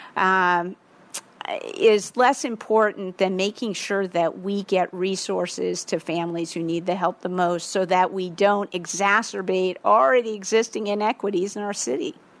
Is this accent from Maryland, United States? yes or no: yes; Baltimore, Maryland, United States; now in Washington, D.C., United States; I grew up in Baltimore and my parents live in Maryland